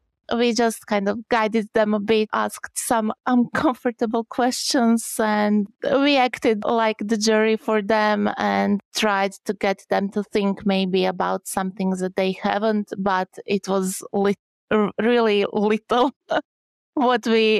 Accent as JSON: {"language": "English", "country": "Croatia", "second_language": "English", "said": "Okay, so hi … I come from Croatia."}